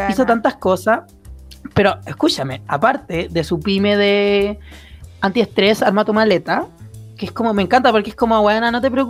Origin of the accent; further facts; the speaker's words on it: Chile; porque es lo primordial durante esta etapa difícil que hemos vivido como chilenos.